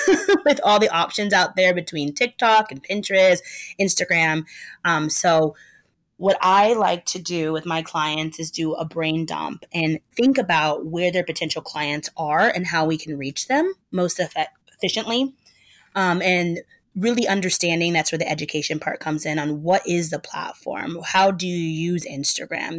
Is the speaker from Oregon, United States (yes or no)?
yes; Portland, Oregon, United States; moved away as an adult; now in Brooklyn, United States; Born and raised in Portland, Oregon, but I've lived in Brooklyn, New York for the last 12 years